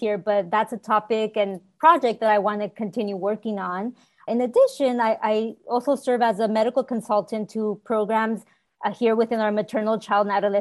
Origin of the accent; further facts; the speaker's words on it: Selma, California, United States; I was born and raised in Salma, California, and it's a small rural town here in Fresno County.